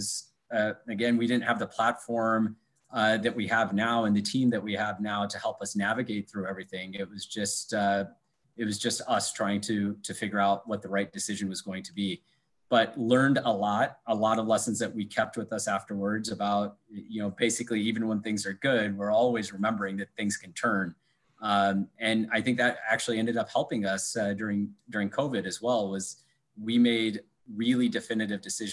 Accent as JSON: {"language": "English", "region": "Iowa", "country": "United States", "also_born_or_lived": "New York / Michigan", "moved": "yes", "lives_now": "Chicago, United States", "said": "I'm originally from Iowa."}